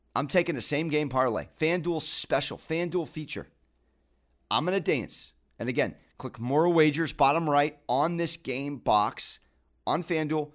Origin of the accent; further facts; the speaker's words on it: San Diego, California, United States; I'm from San Diego.